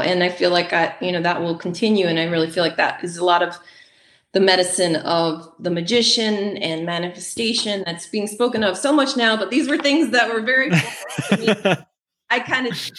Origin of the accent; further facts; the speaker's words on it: the South, United States; But the winters were a little rough for me growing up in the South. I wanted to get back to the South